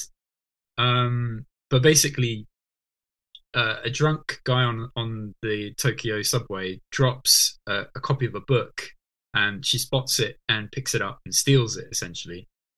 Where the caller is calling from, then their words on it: Norwich, East of England, United Kingdom; So at the moment, I'm calling in from Norwich, which is where I live these days.